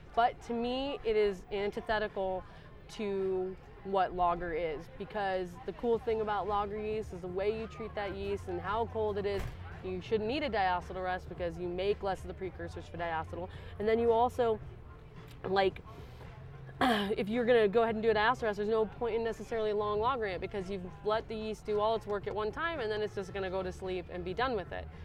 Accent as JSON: {"language": "English", "town": "Aurora", "region": "Colorado", "country": "United States", "also_born_or_lived": "Asheville, North Carolina", "moved": "as an adult", "said": "I'm from Denver, so well, around Denver, Aurora"}